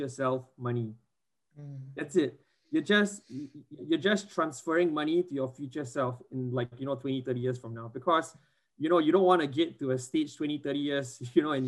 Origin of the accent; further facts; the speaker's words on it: Singapore; I grew up in Singapore